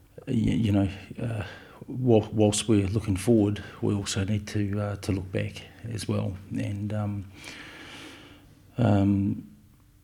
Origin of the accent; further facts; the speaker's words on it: Martinborough, Wellington, New Zealand; moved away as an adult; born and raised in Martinborough, and so very much feel that this is, you know, this is home.